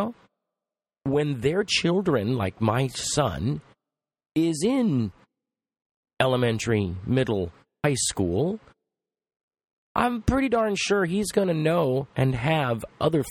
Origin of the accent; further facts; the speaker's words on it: Los Angeles, California, United States; I come from Los Angeles.